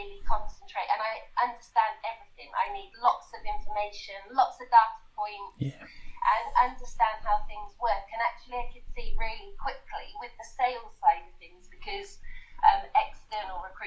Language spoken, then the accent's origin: English; Somerset, South West England, United Kingdom; now in New Zealand; I'm from England originally, the southwest